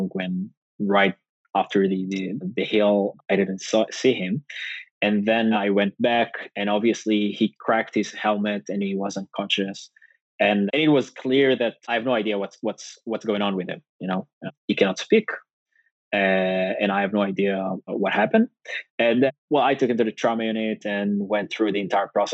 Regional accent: Northern District, Israel; I grew up in the north

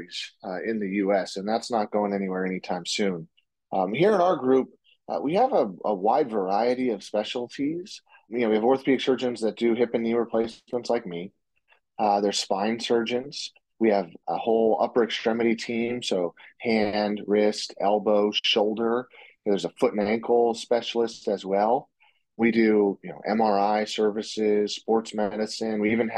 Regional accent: Portland, Oregon, United States; moved away as an adult; now in Seattle, United States; I grew up in the Portland, Oregon area, and now I practice out in Seattle

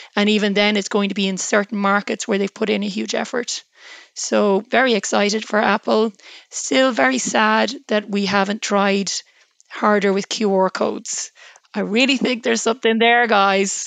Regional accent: Ireland

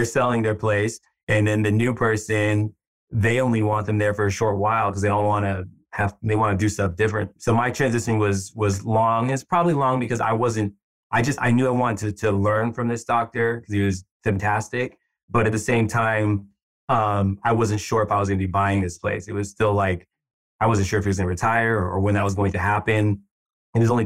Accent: San Francisco, California, United States; also born or lived in Bay Area; I've always lived in the Bay Area. I was born here in San Francisco, just moved kind of throughout the Bay, but been here, yeah, for a long time

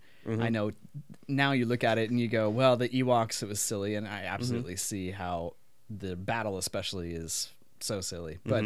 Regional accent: Pacific Northwest, United States; And it looked like the environment I grew up in the Pacific Northwest.

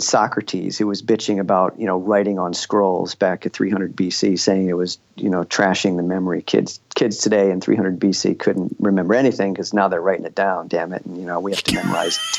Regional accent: Royal Oak, Michigan, United States; I grew up in Royal Oak, Michigan, suburb of Detroit

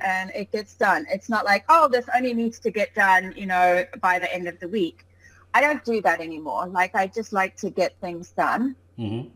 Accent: Cape Town, Western Cape, South Africa; moved away as an adult; also born or lived in England; now in Scotland, United Kingdom; when I was about six or seven, I moved over to Cape Town, South Africa. Um, and that's where I pretty much had all of my childhood and my education

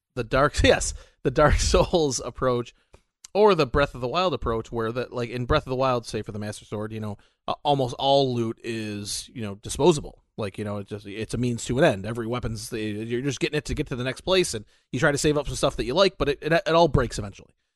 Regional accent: United States; we're both American

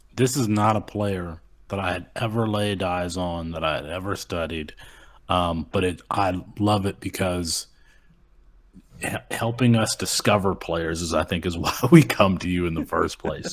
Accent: Kalamazoo, Michigan, United States; that's where I grew up in Kalamazoo.

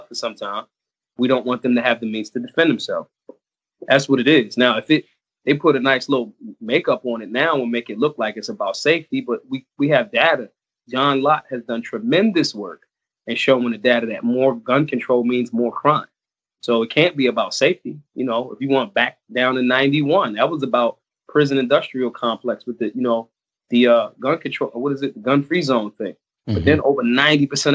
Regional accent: Philadelphia, Pennsylvania, United States; I was born in America, born in Philly, the birthplace of America

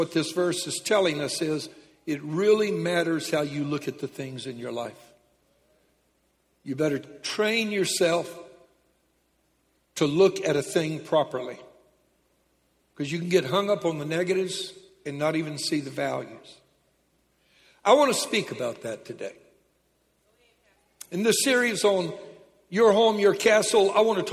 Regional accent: Lake Charles, Louisiana, United States; When I was a kid, I was raised in Lake Charles, Louisiana

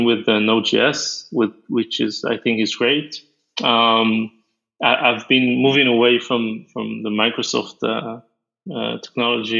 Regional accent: Israel; I'm from Israel, so we have a mandatory army.

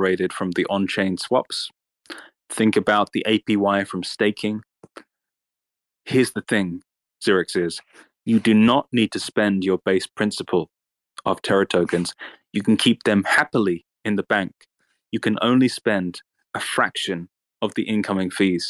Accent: United Kingdom; as a British man

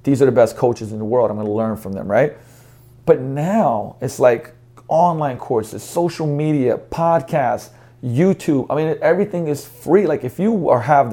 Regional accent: Slovenia; now in United States; I'm a kid from Slovenia

